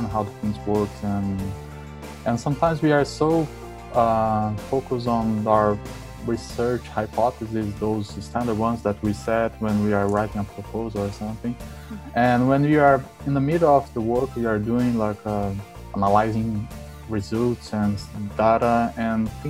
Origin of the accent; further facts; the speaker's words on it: South Brazil, Brazil; moved away; I was born and raised in a small town in the middle of South Brazil